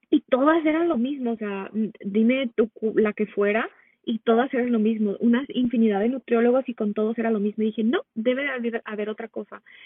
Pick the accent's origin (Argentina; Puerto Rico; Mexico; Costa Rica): Mexico; moved away as an adult; now in United States; nací en Estados Unidos, pero de muy pequeña me fui a vivir a México, entonces crecí la mayor parte de mi vida allá